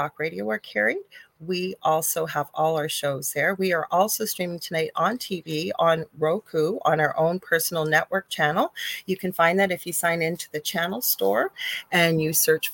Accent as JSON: {"language": "English", "country": "Canada", "said": "I'm a Canadian clairvoyant medium"}